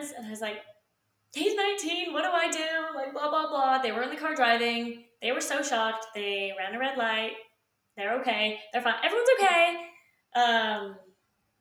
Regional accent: Utah, United States; moved away as an adult; now in Savannah, United States; we are from Utah

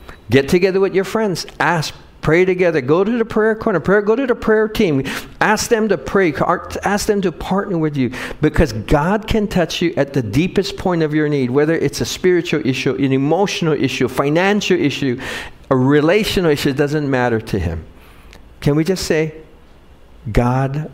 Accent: Wahiawa, Hawaii, United States; I grew up in Wahiawa

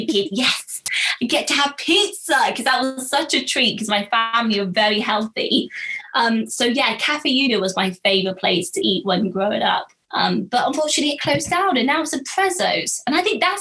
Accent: Marlborough, South West England, United Kingdom; I grew up in Marlborough

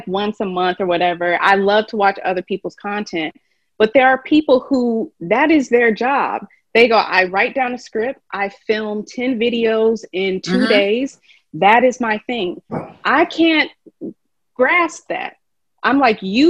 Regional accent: Kentucky, United States; moved away; I'm from Kentucky, and I taught just a little bit there.

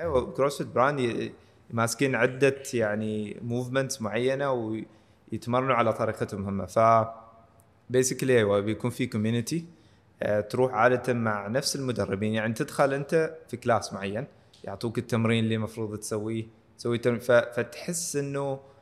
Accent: Oman; من هنا عندنا في عمان

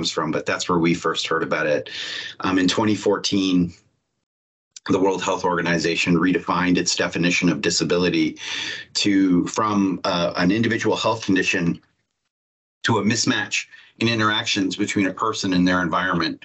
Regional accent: Toronto, Ontario, Canada; now in Seattle, United States; I'm in Seattle, around the Seattle area right now, because I work at Microsoft, but I'm from Toronto, Canada.

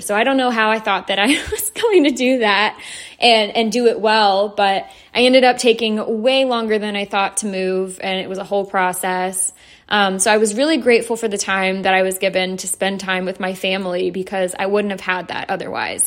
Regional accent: Atlanta, Georgia, United States; I'm from Atlanta, so I live very close to Athens, Georgia

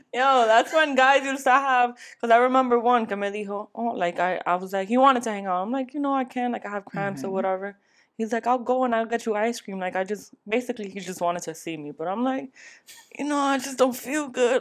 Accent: New York, United States; I was brought up in New York

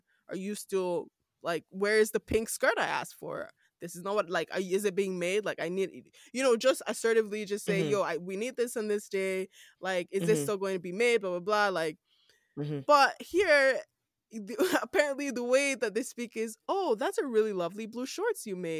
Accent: Nigeria; accent: Nigerian; moved away as an adult; now in Canada; just my normal Nigerian accent

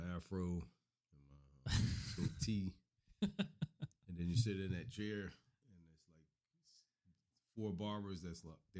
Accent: New Jersey, United States; also born or lived in Miami, Florida; I grew up in Miami back and forth, and then most of my time was in South Jersey.

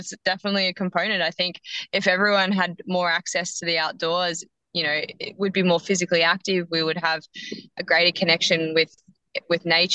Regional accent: Yarra Valley, Victoria, Australia; I grew up in the Yarra Valley

